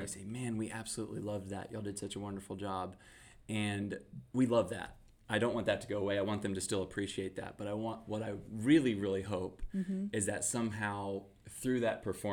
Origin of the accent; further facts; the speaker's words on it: Texas, United States; we're from Texas.